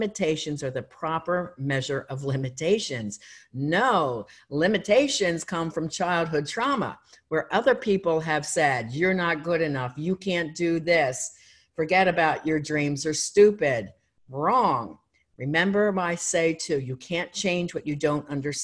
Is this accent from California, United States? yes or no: no; Philadelphia, Pennsylvania, United States; moved away; also born or lived in Erie, Pennsylvania; I'm not from there, I'm from Philadelphia